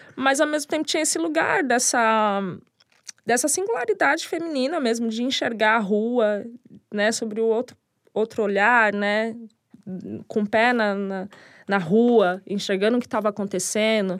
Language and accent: Portuguese; São Bernardo do Campo, São Paulo, Brazil; Na cidade onde eu nasci, que é São Bernardo, que eu sou apaixonada. Tenho muito orgulho de ter nascido ali, porque é um dos berços do hip hop também. E cresci nesse lugar